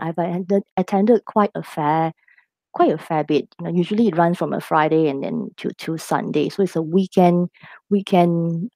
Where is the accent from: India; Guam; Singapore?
Singapore; I am local Singaporean married to uh, an expat